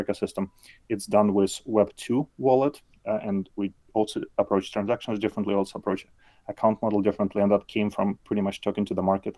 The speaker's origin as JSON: {"language": "English", "country": "Belarus", "moved": "as an adult", "lives_now": "South Bay Area, United States", "said": "I live in South Bay Area, not too far from San Francisco. Originally, I'm from Belarus. So I actually came to US maybe like 14 years ago at this point"}